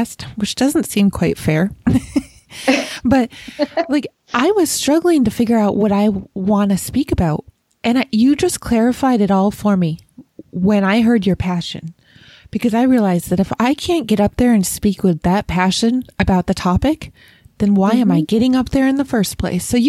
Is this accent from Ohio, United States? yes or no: no; Rochester, New York, United States; I grew up in Rochester, New York, which is really close to Canada